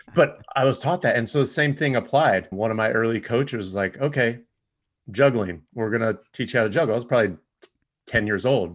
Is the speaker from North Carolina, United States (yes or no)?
no; Rancho Cucamonga, California, United States; I grew up in Rancho Cucamonga area